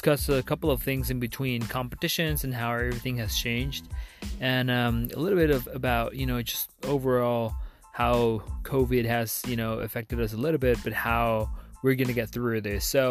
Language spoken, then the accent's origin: English; Guatemala; from Guatemala